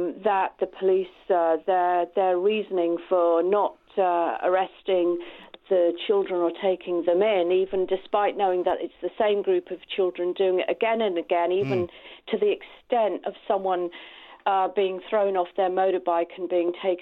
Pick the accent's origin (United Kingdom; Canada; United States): United Kingdom; England; I grew up outside London in a white-based area, okay? Rural